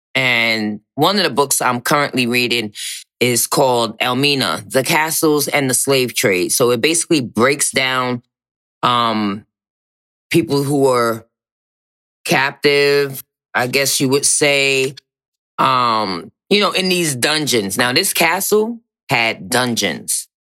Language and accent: English; Virginia, United States; I'm from Virginia